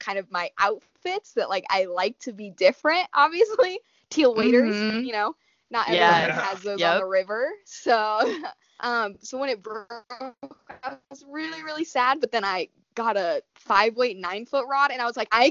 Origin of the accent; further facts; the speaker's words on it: Colorado, United States; I am fifth generation Coloradan